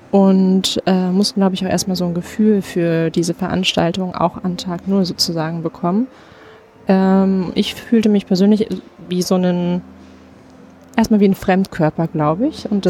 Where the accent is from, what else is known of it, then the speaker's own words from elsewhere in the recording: Essen, North Rhine-Westphalia, Germany; ich komme aus Essen.